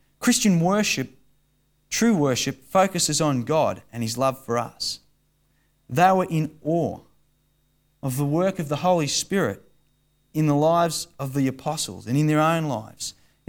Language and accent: English; Australia; being suppressed Australian male that I am.